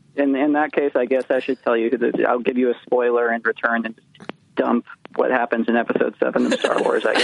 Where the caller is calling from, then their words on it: Los Angeles, California, United States; I'm in LA.